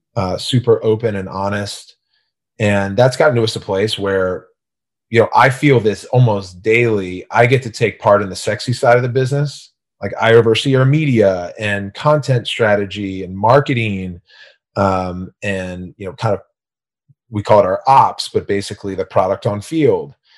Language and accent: English; Gaithersburg, Maryland, United States; I grew up in Gaithersburg, Maryland, so a small rural town in, outside of D C.